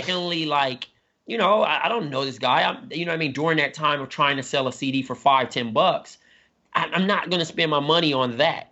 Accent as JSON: {"language": "English", "town": "Compton", "region": "California", "country": "United States", "said": "I'm from Compton"}